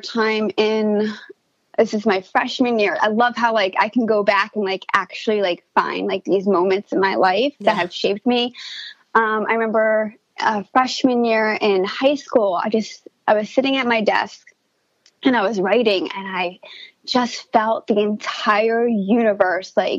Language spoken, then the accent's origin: English; Princeton, New Jersey, United States; I was born in New Jersey around the Princeton area, and I actually grew up on a farm